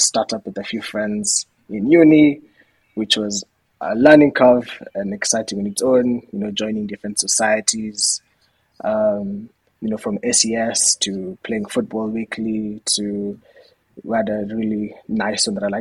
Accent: Kenya; moved away as an adult; also born or lived in United Kingdom; I'm Kenyan

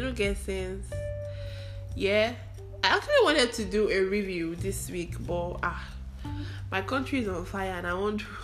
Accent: Anambra, Nigeria; I am from Anambra State

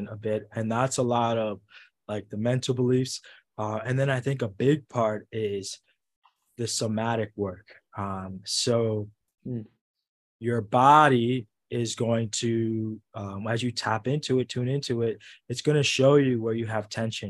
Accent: New York City, New York, United States; growing up in the Bronx

